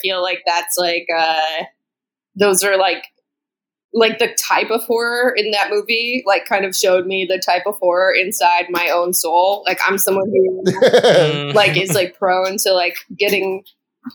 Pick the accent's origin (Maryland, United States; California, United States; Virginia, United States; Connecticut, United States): California, United States; Southern; moved away as an adult; now in New York, United States; I am originally from Southern California, and then I lived in Northern California for a long time as well, and then I moved to New York like 5 years ago